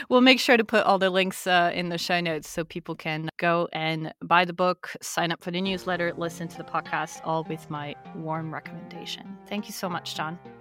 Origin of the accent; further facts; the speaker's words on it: France; we're French